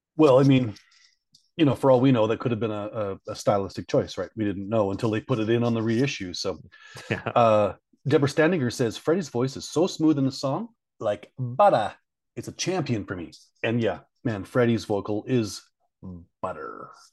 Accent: Canada; I'm from Canada

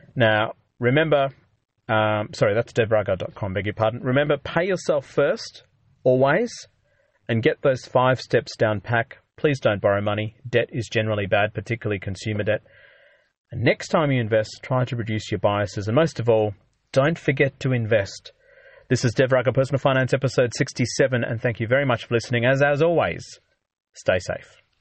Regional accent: Australia; being an Aussie

